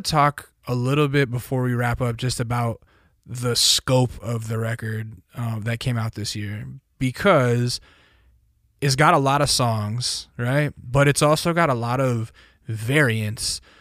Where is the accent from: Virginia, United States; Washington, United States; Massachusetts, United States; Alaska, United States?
Alaska, United States; also born or lived in California; now in Eagle Rock, Los Angeles, United States; I grew up in Alaska